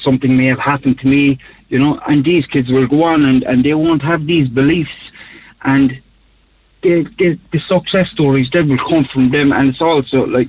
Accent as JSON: {"language": "English", "town": "Cork", "region": "Munster", "country": "Ireland", "tie": "born or raised there", "said": "I grew up in Knocknaheeny in the north side of the city"}